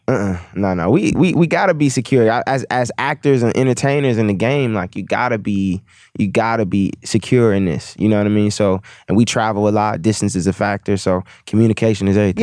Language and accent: English; Milwaukee, Wisconsin, United States; I'm from Milwaukee